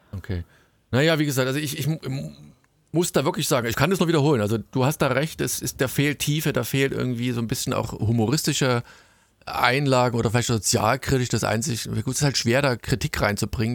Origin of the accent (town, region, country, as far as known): Germany